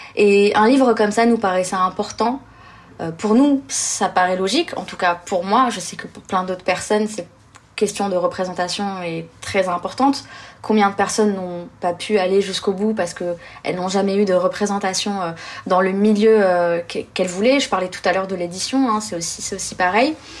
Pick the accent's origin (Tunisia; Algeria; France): Algeria; Blida, Blida Province; moved away; ma ville natale plutôt, qui est une ville qui s'appelle Bida, euh, qui est à 40-50 km au sud